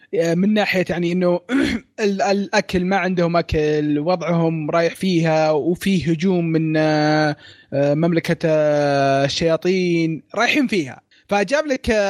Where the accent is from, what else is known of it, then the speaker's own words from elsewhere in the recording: Saudi Arabia; عندنا في السعوديه